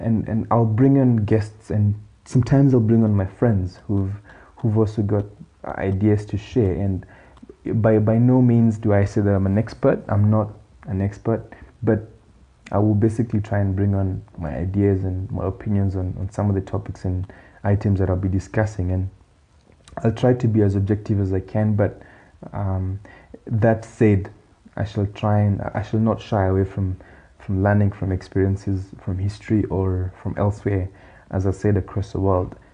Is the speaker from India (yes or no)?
no; Kenya; also born or lived in Australia; now in Botswana; I'm Kenyan, but I happen to be in Botswana